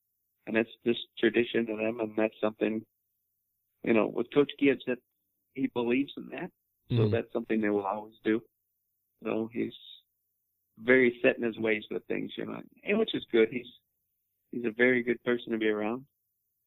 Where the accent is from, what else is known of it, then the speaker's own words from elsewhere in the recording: Indiana, United States; growing up in Indiana